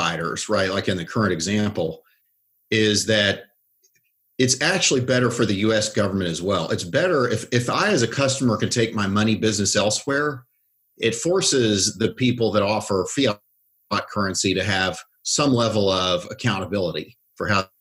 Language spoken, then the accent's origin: English; Oklahoma, United States; I grew up in Oklahoma, so I'd never listened to anything but country music until I was a teenager